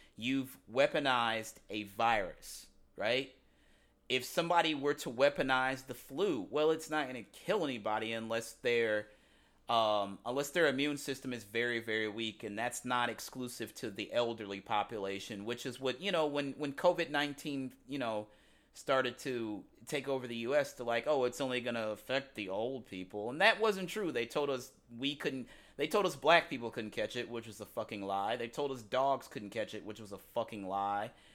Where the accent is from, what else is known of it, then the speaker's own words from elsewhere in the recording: University City, Missouri, United States; moved away; growing up in University City, Missouri